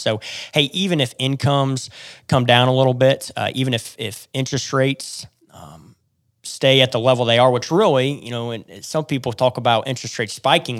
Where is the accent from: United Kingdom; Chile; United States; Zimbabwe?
United States; Columbia City, Indiana; also born or lived in Oklahoma / Fort Worth, Texas; I grew up in Northeast Indiana in the Columbia City area